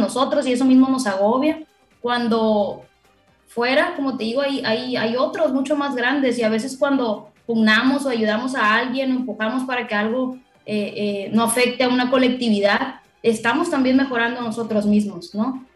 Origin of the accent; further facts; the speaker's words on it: Culiacán, Sinaloa, Mexico; como buena culichi, buena sinaloense, paisano